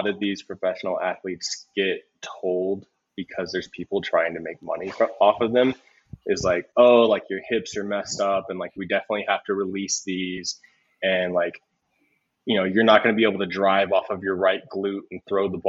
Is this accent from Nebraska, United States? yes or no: no; South Texas, United States; moved away as an adult; also born or lived in Houston, Texas; now in Denver, United States; I'm from South Texas